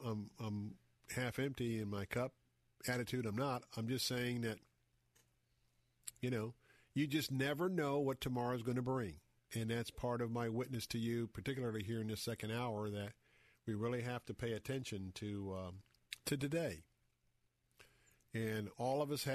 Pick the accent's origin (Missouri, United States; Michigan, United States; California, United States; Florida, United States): Florida, United States; Tampa; a guy that has grown up here, born and raised in Tampa